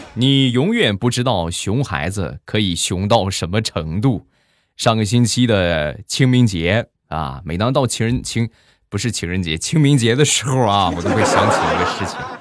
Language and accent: Chinese; Rizhao, Shandong, China; 我们家乡的特产，日照绿茶